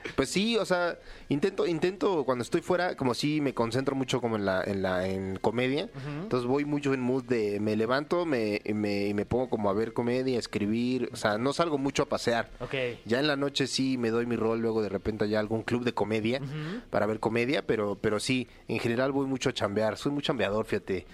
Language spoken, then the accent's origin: Spanish; Mexico; yo soy el único mexicano